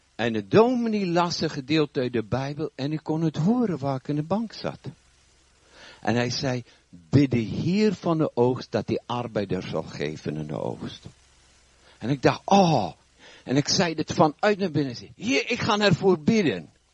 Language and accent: Dutch; South Africa; now in Netherlands; Ik heb een eh, wat vreemde tongval. Ik kom oorspronkelijk uit Zuid-Afrika. Woon al vrij lang hier